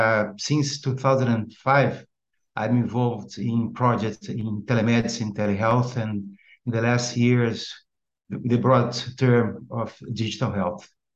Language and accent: English; Brazil; I'm a neurologist. I'm from Brazil.